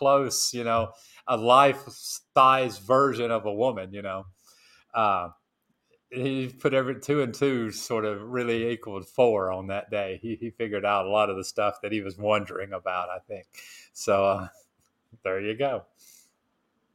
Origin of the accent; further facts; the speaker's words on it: Tennessee, United States; now in Marcala, Honduras; I'm from Tennessee